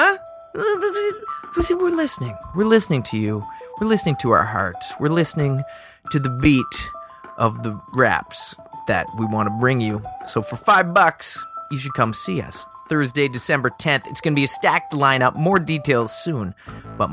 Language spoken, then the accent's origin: English; Halifax, Nova Scotia, Canada; The school board of Nova Scotia forced us to attend the same building